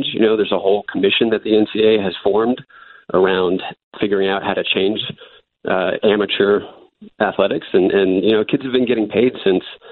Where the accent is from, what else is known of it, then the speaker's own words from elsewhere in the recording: Durham, North Carolina, United States; I grew up in Durham, North Carolina